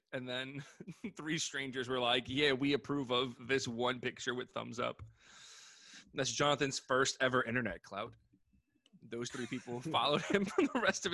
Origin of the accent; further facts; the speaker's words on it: New York City, New York, United States; We grew up in hood-ass Queens